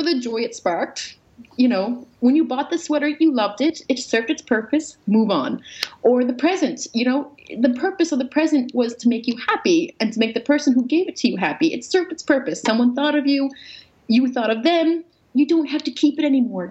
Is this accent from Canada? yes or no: yes; Newfoundland and Labrador, Canada; I was raised Roman Catholic in Newfoundland